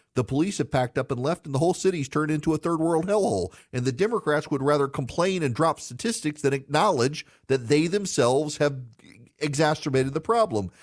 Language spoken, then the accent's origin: English; Louisiana, United States; New Orleans, a city I love in my home state